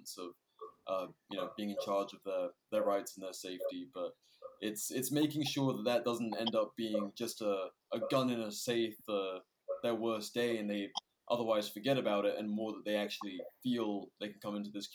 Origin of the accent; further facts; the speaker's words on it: United Kingdom; moved away; being a Brit